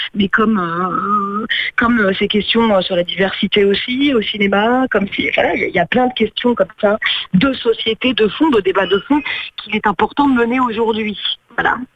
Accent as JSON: {"language": "French", "region": "Corsica", "country": "France", "tie": "born or raised there", "said": "alors moi je suis corse"}